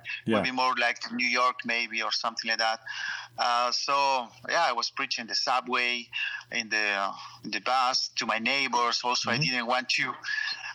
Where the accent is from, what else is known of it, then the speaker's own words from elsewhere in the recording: Chile; moved away as an adult; also born or lived in United States / Hong Kong / China / Thailand; now in France; growing up in Chile and the church